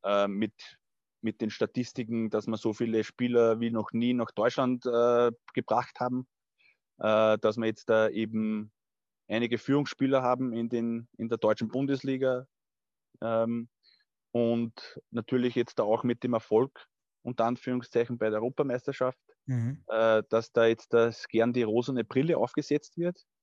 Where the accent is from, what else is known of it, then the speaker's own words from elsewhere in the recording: Burgstall an der Erlauf, Lower Austria, Austria; also born or lived in Scheibbs; geboren ich, und aufgewachsen in Burgstall an der Erlauf.